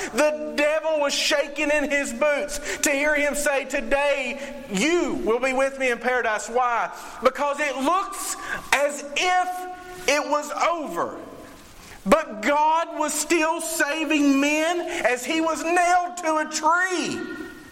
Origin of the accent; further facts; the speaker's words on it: Eastern Kentucky, United States; they say, Where are you from? And I say, Eastern Kentucky